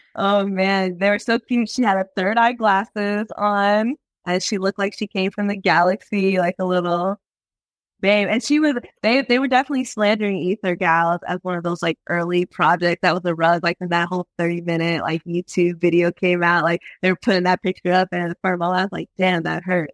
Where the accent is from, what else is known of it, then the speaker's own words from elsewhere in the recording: Virginia, United States; moved away; I'm like came from Virginia